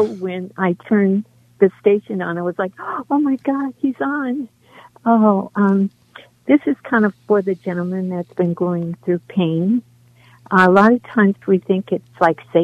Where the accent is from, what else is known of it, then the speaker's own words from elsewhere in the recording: New Orleans, Louisiana, United States; I'm from New Orleans, and I'm Creole, and we were united